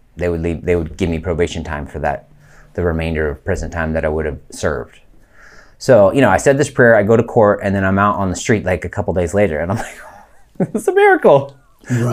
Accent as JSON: {"language": "English", "area": "Lake County", "region": "California", "country": "United States", "tie": "born or raised there", "also_born_or_lived": "Colorado / San Mateo, California", "said": "we moved from Colorado to California"}